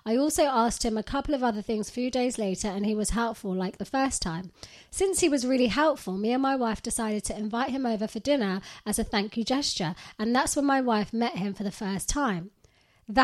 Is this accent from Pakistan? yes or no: yes; Pakistan; English is a second language; moved away as an adult; now in United Kingdom; Basically, just to give you some background, I was born and raised in Pakistan and moved to the UK in the start of 2020.